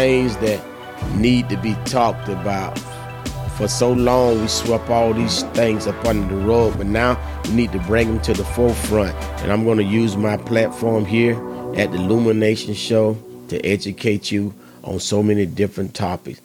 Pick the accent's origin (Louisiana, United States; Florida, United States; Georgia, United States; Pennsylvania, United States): Florida, United States; Ocala; I was born and raised in Ocala, Florida